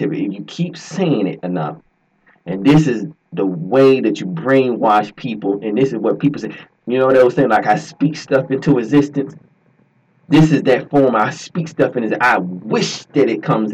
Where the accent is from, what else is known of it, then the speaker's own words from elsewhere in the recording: Georgia, United States; I'm from Georgia.